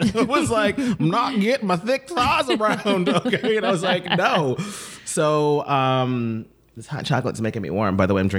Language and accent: English; Brooklyn, New York, United States; also born or lived in Atlanta / London; So yeah, so I grew up performing